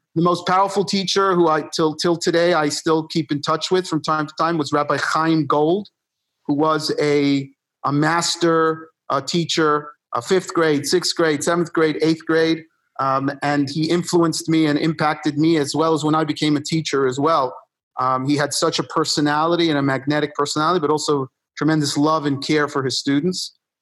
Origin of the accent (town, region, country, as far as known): New York City, New York, United States; born or raised there; also born or lived in Buenos Aires, Argentina